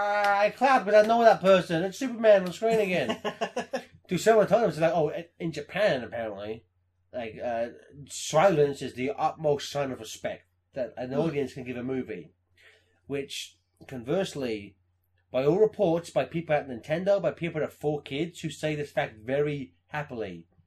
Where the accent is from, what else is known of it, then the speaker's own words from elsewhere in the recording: England, United Kingdom; I'm English. We don't cheer at movies.